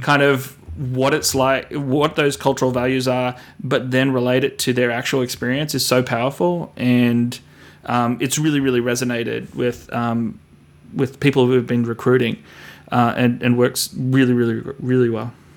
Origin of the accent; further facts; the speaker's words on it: Australia; moved away as an adult; also born or lived in Sydney; now in United States; myself being an Australian, coming over here